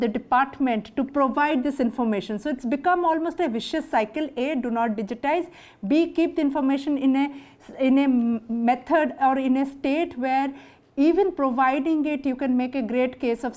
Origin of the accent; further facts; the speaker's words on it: Odisha, India; my home state Orissa